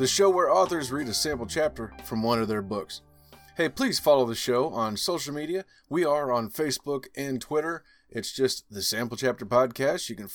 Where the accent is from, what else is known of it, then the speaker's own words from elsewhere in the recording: Missouri, United States; Missouri, my home state here.